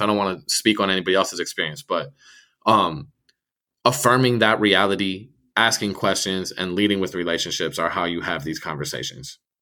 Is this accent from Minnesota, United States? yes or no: yes; Minneapolis, Minnesota, United States; I grew up in Northeast Minneapolis